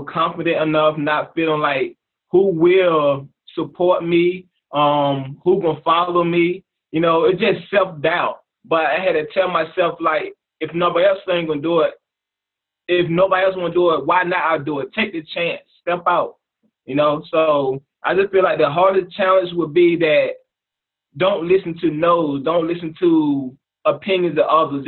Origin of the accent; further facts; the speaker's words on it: Chesapeake, Virginia, United States; I'm from Virginia, Chesapeake, Virginia